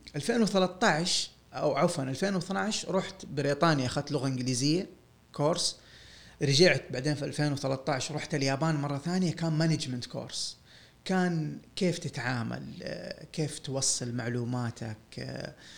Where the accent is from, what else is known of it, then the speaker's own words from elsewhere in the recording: Saudi Arabia; انا سعودي وبشتغل ميكانيكي